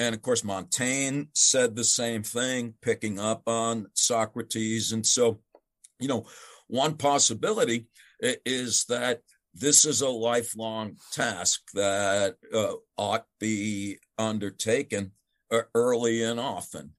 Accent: United States; as an American

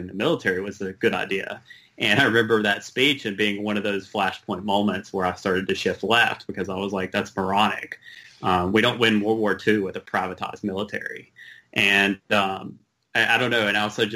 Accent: American South, United States; accent: Southern; moved away as an adult; also born or lived in Los Angeles; I grew up in a Southern Baptist church

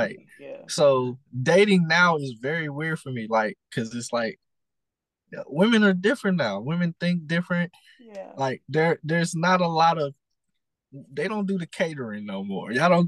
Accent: Lake Charles, Louisiana, United States; now in Austin, United States; me, my family, we all reside from Lake Charles, Louisiana.

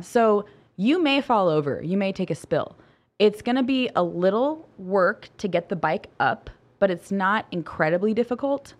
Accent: Ohio, United States; I'm from Ohio. My entire family's from Ohio

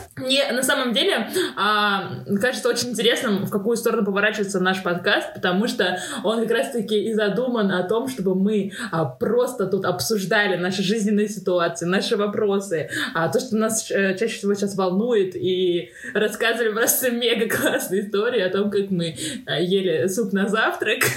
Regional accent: Tashkent, Uzbekistan; moved away; also born or lived in Moscow; я из Ташкента

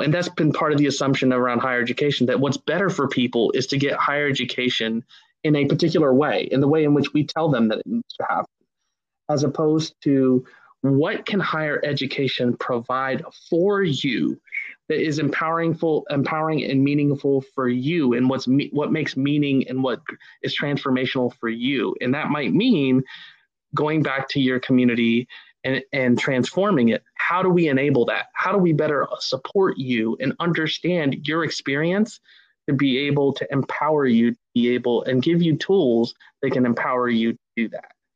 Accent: Ohio, United States; growing up in Ohio

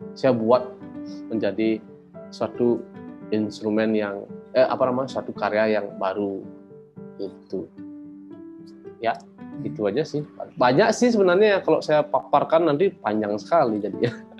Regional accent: Batuan, Bali, Indonesia; saya itu, eh, lahir di Desa Batuan, di desa yang penuh dengan kesenian

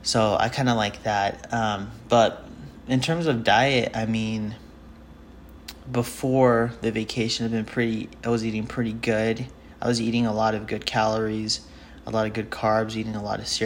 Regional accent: Utah, United States; I'm from Utah

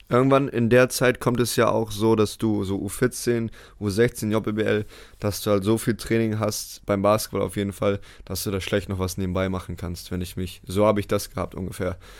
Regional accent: Bremerhaven, Bremen, Germany; moved away as an adult; also born or lived in United States; in meiner Heimatstadt Bremerhaven halt MBL spielen konnte.

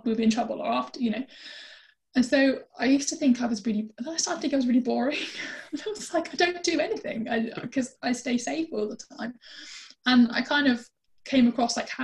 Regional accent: United Kingdom; being British

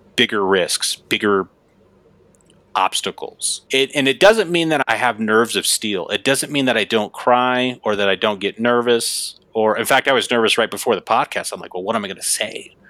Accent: Gillette, Wyoming, United States; that's where I'm, where I'm from, Gillette, Wyoming.

